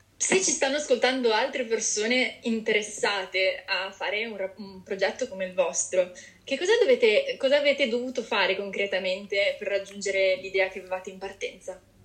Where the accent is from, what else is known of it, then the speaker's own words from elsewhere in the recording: Genoa, Liguria, Italy; io sono di Genova